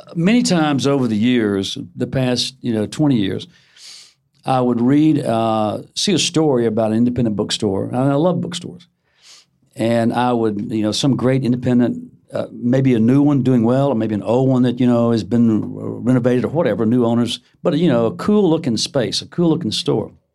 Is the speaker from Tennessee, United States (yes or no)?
yes; suburb of Memphis, Tennessee, United States; in my hometown, it was a suburb of Memphis.